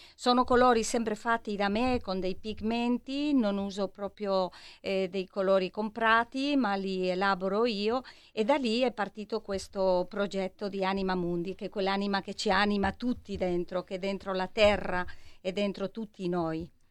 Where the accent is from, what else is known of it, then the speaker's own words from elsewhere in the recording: Madrid, Community of Madrid, Spain; Italian is a second language; now in Milan, Italy; sono una milanese di Madrid o una madrilena di Milano